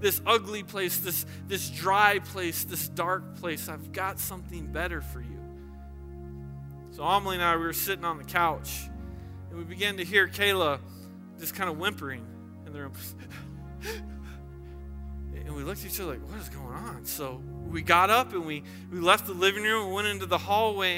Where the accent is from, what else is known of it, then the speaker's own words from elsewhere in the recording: the South, United States; I grew up in the South